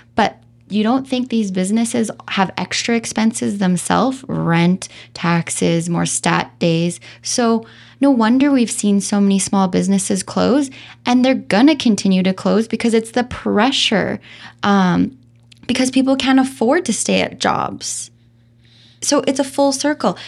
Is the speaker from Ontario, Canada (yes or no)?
no; Calgary, Alberta, Canada; also born or lived in Vancouver / Nelson; now in Kelowna, Canada; born and raised in Calgary